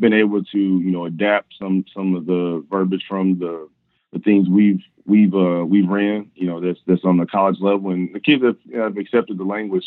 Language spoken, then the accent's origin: English; Kansas City, Missouri, United States; also born or lived in Nebraska; I'm from originally from Kansas, Missouri, went to, uh, Rockland High School